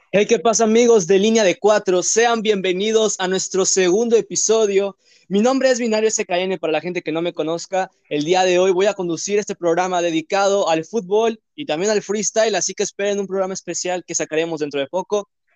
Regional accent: Mexico; Soy mexicano

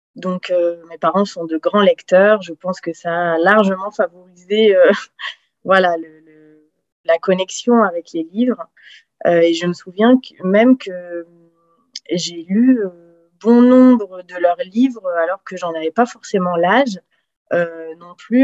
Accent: south-west France, France; also born or lived in French Guiana; now in Paris region, France; je suis originaire plutôt du sud de la France, sud-ouest

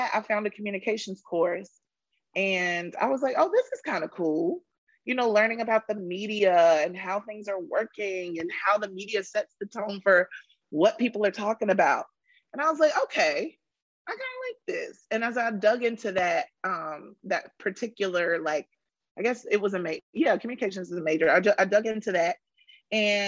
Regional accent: Rocky Mount, North Carolina, United States; moved away; I am from Rocky Mount, North Carolina, M-O-U-N-T, Mount, not Mountain, Mount.

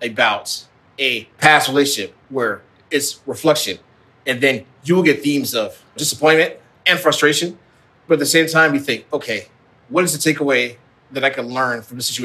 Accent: Midwest, United States; as a son of African immigrants growing up in the Midwest

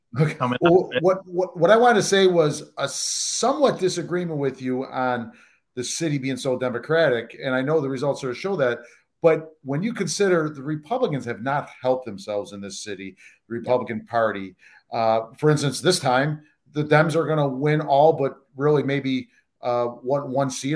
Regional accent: Saratoga Springs, New York, United States; as a Saratogian

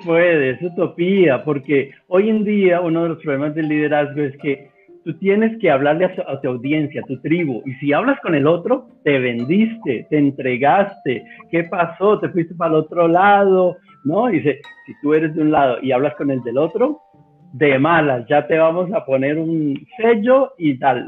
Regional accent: Bogotá, Colombia; moved away as an adult; now in Cali, Colombia; aunque soy bogotano

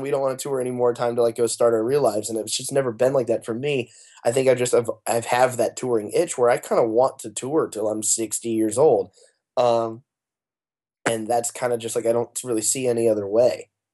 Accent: Arizona, United States; moved away as an adult; now in Los Angeles, United States; I've lived in L A, we're a band from Arizona, but I've lived in L A for the last four years

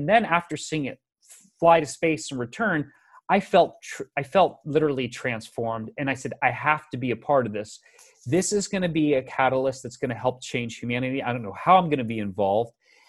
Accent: Tampa, Florida, United States; I grew up in the Tampa, Florida area, it was the west coast of Florida.

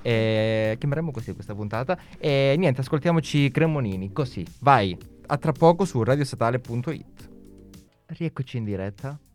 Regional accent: Calabria, Italy; now in Milan, Italy

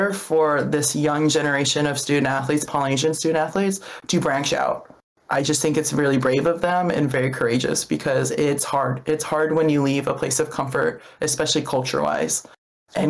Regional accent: Hawaii, United States; I grew up in Hawaii

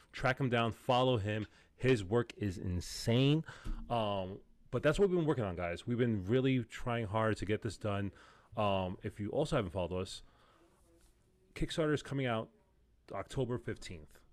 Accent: New York, United States; I'm a New Yorker.

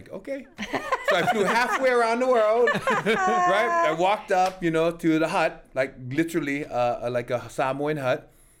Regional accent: Waimanalo, Hawaii, United States; moved away; I grew up in Waimanalo as a little kid

